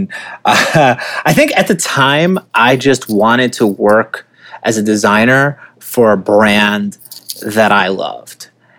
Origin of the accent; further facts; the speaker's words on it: Oceanside, New York, United States; I grew up in Oceanside, New York, which is about 45 minutes outside of Manhattan.